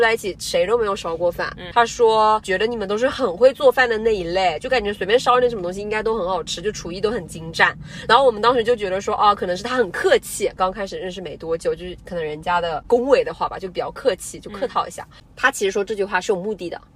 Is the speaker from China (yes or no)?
yes; China; 我们嗯。中国人